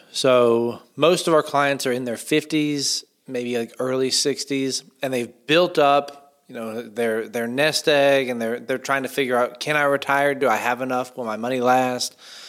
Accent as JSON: {"language": "English", "town": "Asheville", "region": "North Carolina", "country": "United States", "moved": "as an adult", "lives_now": "Charleston, United States", "said": "So I'm from Asheville, North Carolina. My wife and I met there when we were really young, and my whole family is from there."}